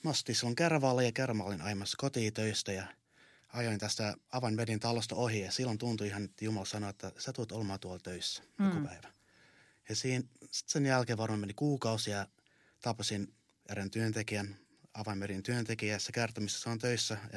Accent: Canada; now in Finland; mä oon Kanadan suomalainen. Mä muutin Suomeen vuonna 2002.

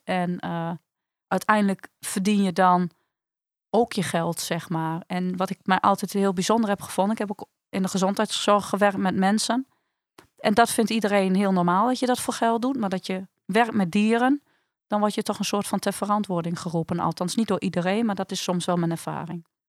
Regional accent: Netherlands; wij als Nederlanders

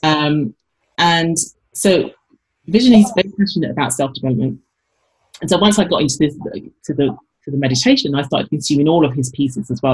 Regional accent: London, United Kingdom; moved away as an adult; also born or lived in Paris / New York; now in Madison, United States; I came from London originally, like I didn't grow up with these brands

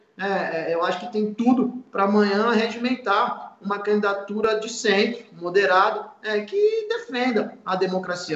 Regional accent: São Paulo, Brazil; eu, enquanto é, paulista

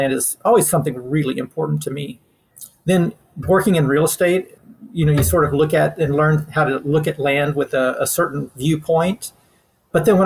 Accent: Leakey, Texas, United States; I'm from a small town in the Western Hill Country called Lakey

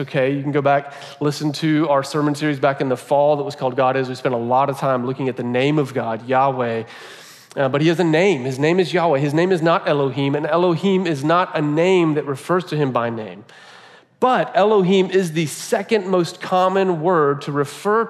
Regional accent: United States; we've been conditioned as Americans

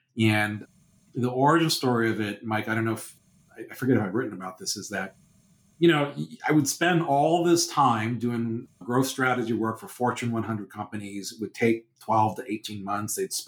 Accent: United Kingdom; oh, you know, we're British, it's about being respectful and polite to your, you know, people.

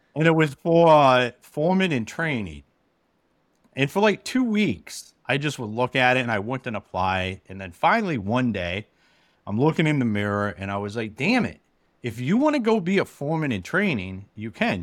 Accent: Akron, Ohio, United States; moved away as an adult; now in Michigan, United States; I'm originally from Akron, Ohio

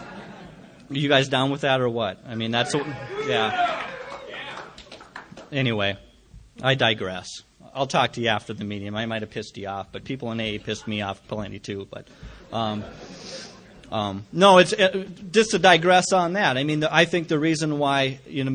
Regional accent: Jamestown, North Dakota, United States; Jamestown, my hometown

